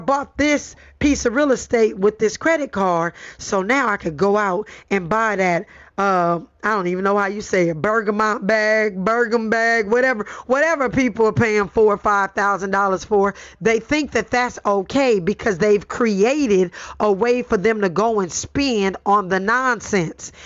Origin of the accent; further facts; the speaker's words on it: Los Angeles, California, United States; I grew up in Watts, born and raised in Los Angeles